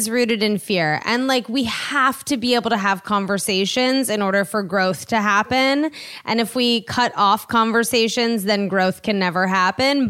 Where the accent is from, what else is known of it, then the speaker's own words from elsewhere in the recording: East Coast, United States; moved away as an adult; also born or lived in New York; now in Los Angeles, United States; I grew up on the East Coast, lived in New York for ten years, and then I moved here.